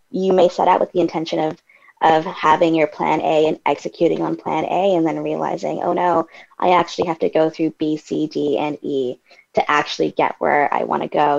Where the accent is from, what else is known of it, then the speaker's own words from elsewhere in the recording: Canada; I'm Canadian